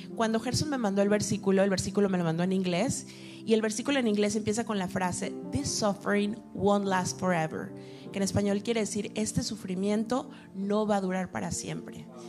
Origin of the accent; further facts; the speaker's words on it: Mexico City, Mexico; moved away as an adult; now in Miami, United States; yo soy mexicana, soy de la Ciudad de México